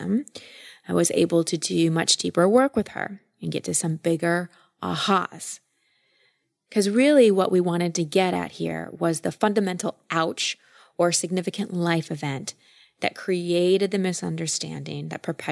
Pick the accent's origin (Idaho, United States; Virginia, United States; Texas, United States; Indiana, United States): Texas, United States; I grew up in Texas